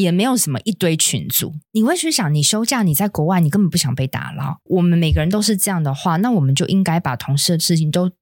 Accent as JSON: {"language": "Chinese", "country": "Taiwan", "said": "那冬至我们台湾人的习俗就是想吃汤圆嘛"}